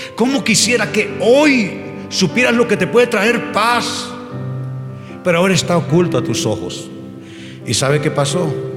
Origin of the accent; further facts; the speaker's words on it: Honduras; moved away; volver a Honduras me cuesta bastante